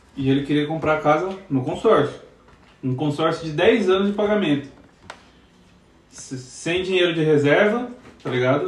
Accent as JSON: {"language": "Portuguese", "region": "São Paulo", "country": "Brazil", "tie": "born or raised there", "moved": "as an adult", "lives_now": "Portugal", "said": "eu sou de São Paulo, quando eu falo que eu sou de São Paulo é, é tipo meio complicado, porque tipo. Eu cresci, eu sou do Jaraguá, Zona Oeste de São Paulo"}